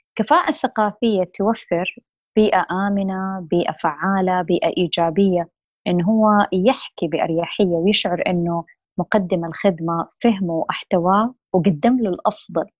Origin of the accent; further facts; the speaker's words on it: Saudi Arabia; also born or lived in Jeddah, Saudi Arabia / United States; عندنا بالسعودية